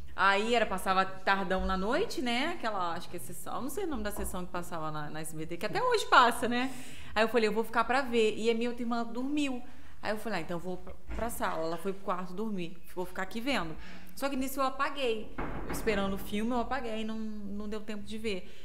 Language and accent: Portuguese; Viçosa, Minas Gerais, Brazil; also born or lived in Manhuaçu; now in Volta Redonda, Brazil; Eu sou nascida de Volta Redonda, uhum. mas nas, criada em Minas